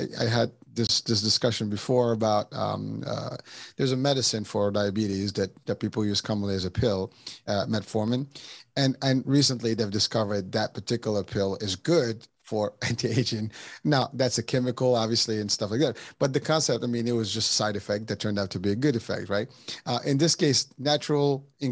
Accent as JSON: {"language": "English", "country": "Morocco", "moved": "yes", "said": "I'm originally from Morocco"}